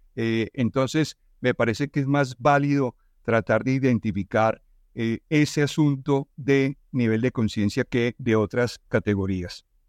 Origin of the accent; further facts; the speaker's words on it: Colombia; estamos como sociedad colombiana